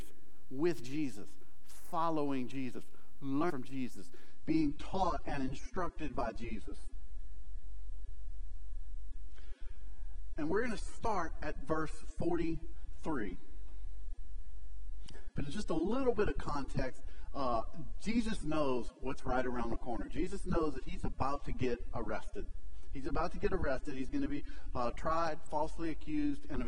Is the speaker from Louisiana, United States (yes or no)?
yes; South Louisiana, United States; I'm from South Louisiana.